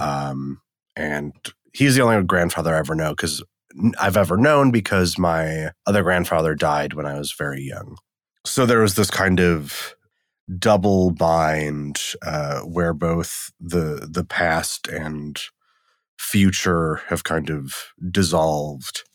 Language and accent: English; Wisconsin, United States; also born or lived in Eastern Washington; now in Washington, United States; I'm from Wisconsin. I live in Washington now.